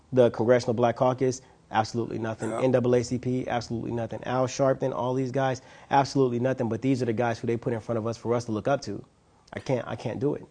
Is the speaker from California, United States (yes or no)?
yes; Los Angeles, California, United States; I'm from South Central Los Angeles, born and raised